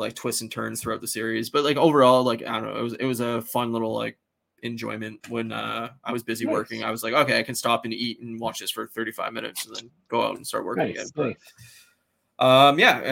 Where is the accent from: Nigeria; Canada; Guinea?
Canada; as like a Canadian